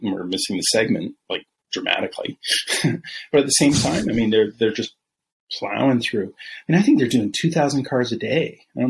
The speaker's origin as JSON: {"language": "English", "region": "Northwest", "country": "United States", "lives_now": "Texas, United States", "said": "I'm from the Northwest originally, right?"}